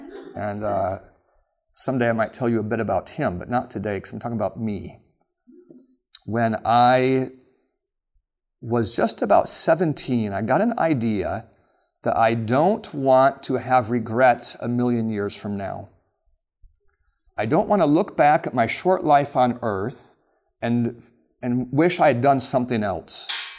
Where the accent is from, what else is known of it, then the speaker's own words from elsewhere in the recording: Alaska, United States; And I grew up in Alaska, and my parents had that moving bug where we moved a lot.